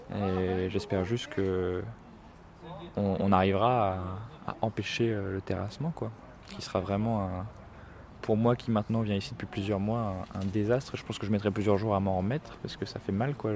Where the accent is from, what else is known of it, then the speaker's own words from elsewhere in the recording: Grenoble, Auvergne-Rhône-Alpes, France; Moi, je suis grenoblois